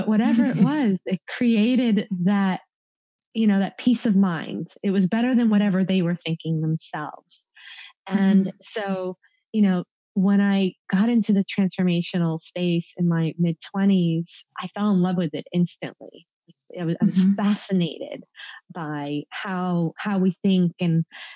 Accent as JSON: {"language": "English", "region": "East Coast", "country": "United States", "tie": "born or raised there", "said": "growing up on the East Coast"}